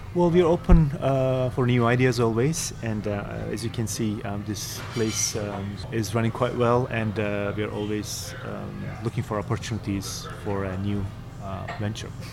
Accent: Istanbul, Turkey; now in New York, United States; I am from uh, Turkey originally, from Istanbul. Uh, I grew up in Istanbul.

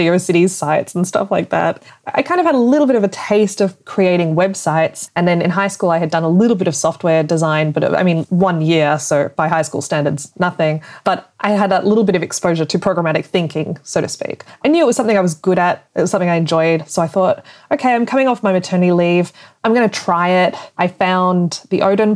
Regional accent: Australia; moved away as an adult; now in Germany; I'm originally from Australia, but I live now in Germany.

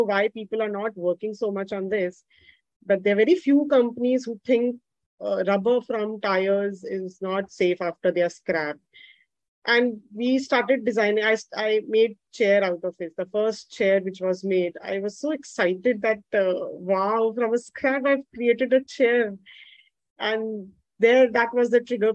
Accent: Jaipur, Rajasthan, India; also born or lived in Delhi; now in Kanpur, India; I come from Rajasthan, from Jaipur, which is a pink city, and then settled in Delhi in metro.

